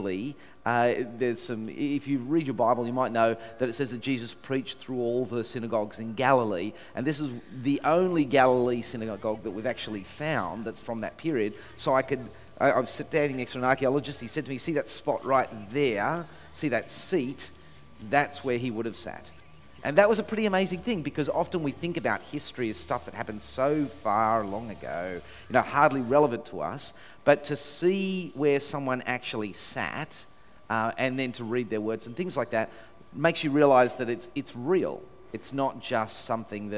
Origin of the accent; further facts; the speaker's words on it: Sydney, New South Wales, Australia; I'm from Sydney